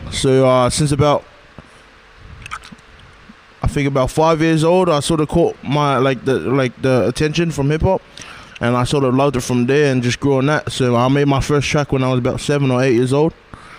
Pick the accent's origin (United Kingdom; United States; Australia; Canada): Australia; Blacktown, New South Wales; also born or lived in New Zealand / Mount Druitt; Yeah, so I was actually born in NZ. I resided in Mount Druitt, Western Sydney, and I stayed there for about 5 years, and then I moved to Blacktown, and I've been there ever since. So yeah, West Sydney's home, but also New Zealand too.